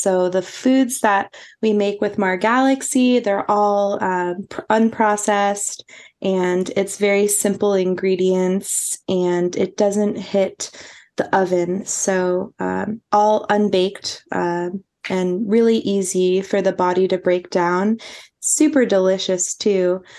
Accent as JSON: {"language": "English", "region": "East Coast", "country": "United States", "said": "I'm from the East Coast, so I always am all about the hustle and bustle"}